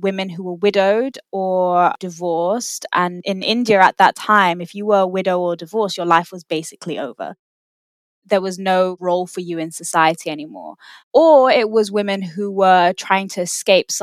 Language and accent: English; London, United Kingdom; I'm a designer from London